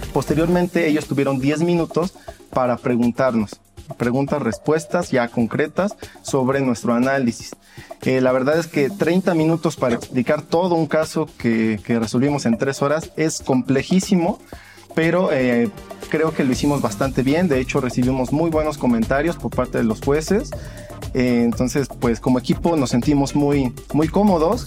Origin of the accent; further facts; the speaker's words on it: Mexico; como mexicanos